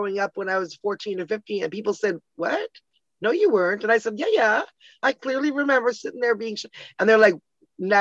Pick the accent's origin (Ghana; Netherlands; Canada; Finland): Canada; Toronto, Ontario; also born or lived in Ottawa, Canada; now in Hamilton, Canada; I lived there till I was 10 and then moved with my family to Toronto.